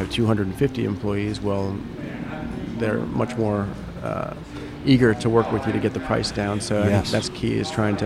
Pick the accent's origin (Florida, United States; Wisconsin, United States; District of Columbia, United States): Florida, United States; Vero Beach; moved away; also born or lived in Charleston, South Carolina; I grew up in Vero Beach, and that's where I kind of cut my teeth in the industry